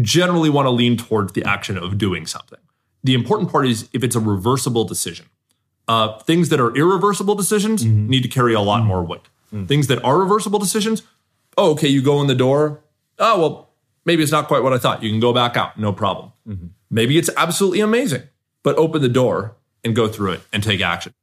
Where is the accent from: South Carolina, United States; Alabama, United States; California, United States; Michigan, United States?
California, United States; Southern; I grew up in Southern California